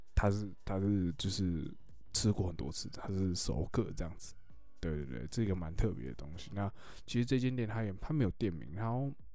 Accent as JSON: {"language": "Chinese", "town": "Luzhou", "region": "New Taipei", "country": "Taiwan", "tie": "born or raised there", "also_born_or_lived": "Xindian, New Taipei", "said": "我老家泸州"}